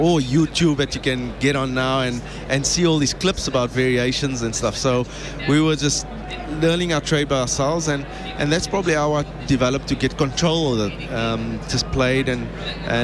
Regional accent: Cape Town, Western Cape, South Africa; I grew up in Grassy Park in Cape Town

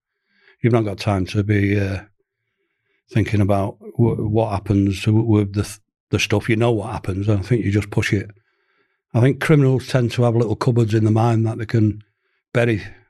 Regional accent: Manchester, North West England, United Kingdom; I'm a Mancunian, born and bred

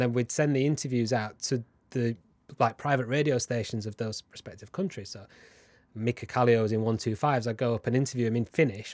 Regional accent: Huddersfield, Yorkshire and the Humber, United Kingdom; I'm from Huddersfield, which is where James Whittam is from

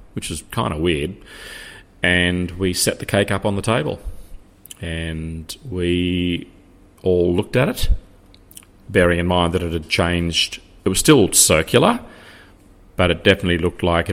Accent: Australia; being Australian

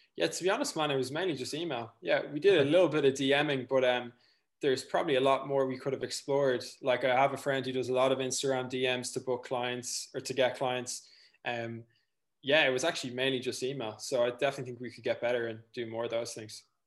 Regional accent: North County Dublin, Leinster, Ireland; I'm from North County, Dublin, raised on a farm.

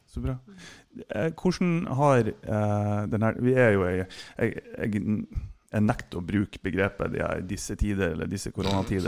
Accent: Mo i Rana, Nordland, Norway; jeg er født på Båsmo.

